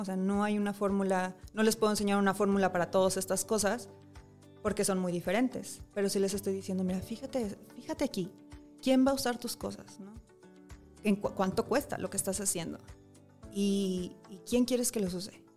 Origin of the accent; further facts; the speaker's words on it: Monterrey, Nuevo León, Mexico; yo soy de Monterrey